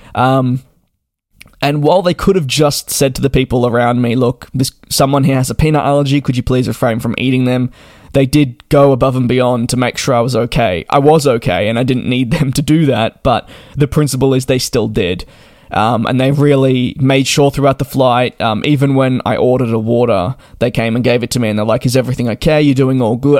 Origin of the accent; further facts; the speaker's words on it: Australia; I'm Australian